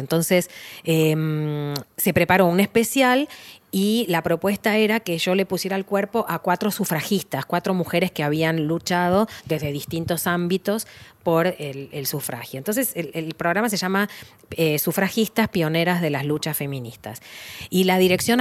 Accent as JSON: {"language": "Spanish", "country": "Argentina"}